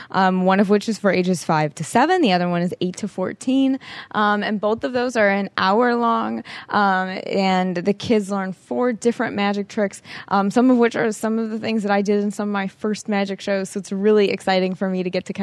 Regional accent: Chicago, Illinois, United States; Yes, I'm from Chicago.

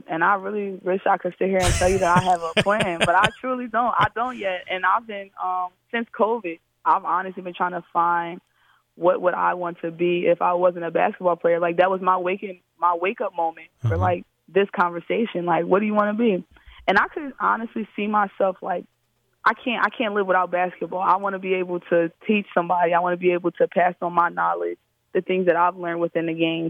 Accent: Philadelphia, Pennsylvania, United States; Oh, yeah. We get to it in Philly. You know, we're playing out on the concrete.

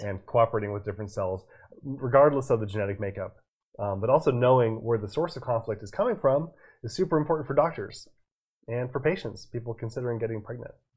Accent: Boston, Massachusetts, United States; moved away; I was born in Boston

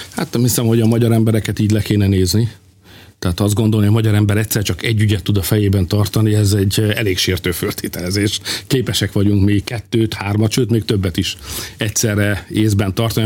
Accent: Hungary; én, mint magyar szülő

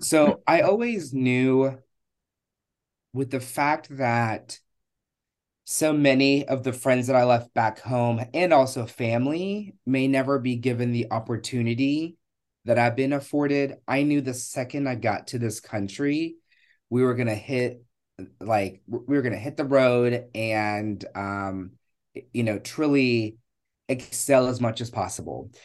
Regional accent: Richmond, Virginia, United States; also born or lived in Kenya; I was born in Kenya. And I came to the United States when I was eight years old. Um, and I have lived in Richmond, Virginia most of my life

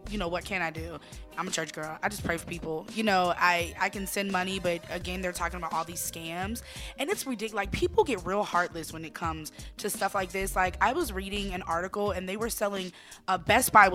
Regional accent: Virginia Beach, Virginia, United States; I am from Virginia Beach

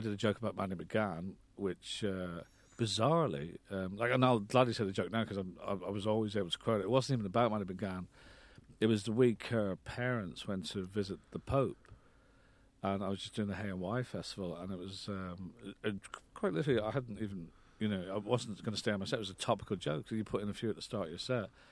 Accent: Ireland; moved away; I was brought up in Ireland

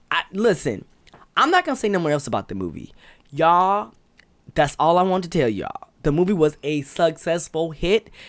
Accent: Patagonia, Arizona, United States; I'm from Patagonia, Arizona. Uh, it was dope.

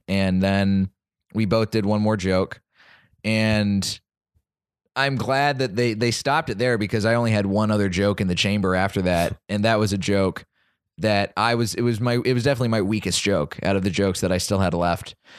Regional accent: Dallas, Texas, United States; moved away; my hometown of Dallas

